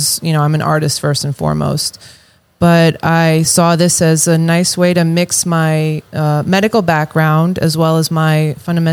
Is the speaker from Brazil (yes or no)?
no; Long Island, New York, United States; I am from Long Island, New York